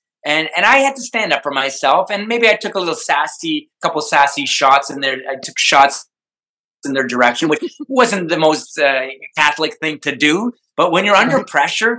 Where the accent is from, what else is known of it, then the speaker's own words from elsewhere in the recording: Hamilton, Ontario, Canada; I'm from Hamilton.